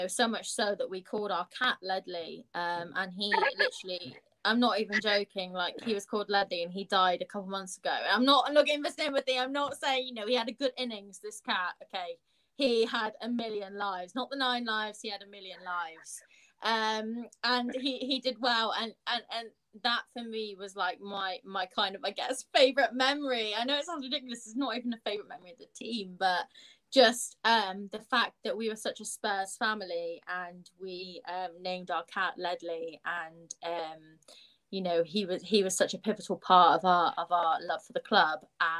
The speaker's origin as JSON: {"language": "English", "town": "Plymouth", "region": "South West England", "country": "United Kingdom", "tie": "born or raised there", "lives_now": "Manchester, United Kingdom", "said": "I'm closer to London in Manchester than I ever have been growing up in Plymouth, like so far down south."}